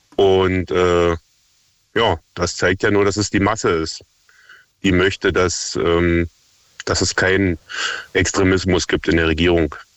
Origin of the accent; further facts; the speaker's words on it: near Cottbus, Brandenburg, Germany; ich komme aus der Nähe von Cottbus